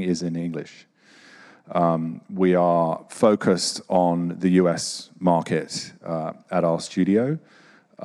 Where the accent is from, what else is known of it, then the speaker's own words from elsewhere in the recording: Boston, Massachusetts, United States; I'm from Boston